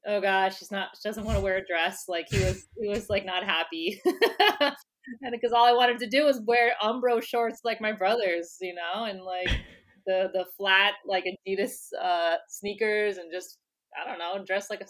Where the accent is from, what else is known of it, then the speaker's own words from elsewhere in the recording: West Palm Beach, Florida, United States; first language English; now in New York City, United States; I was born and raised in West Palm Beach, Florida